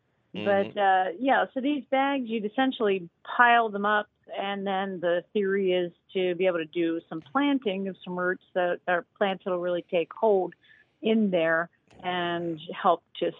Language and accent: English; Harleysville, Pennsylvania, United States; Harleysville. Yep, I'm from Harleysville.